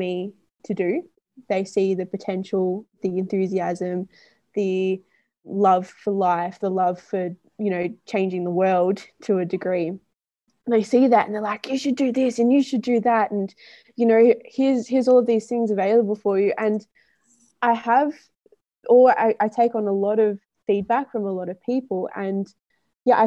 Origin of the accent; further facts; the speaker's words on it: Melbourne, Victoria, Australia; moved away; I'm from Melbourne, which is in Victoria in Australia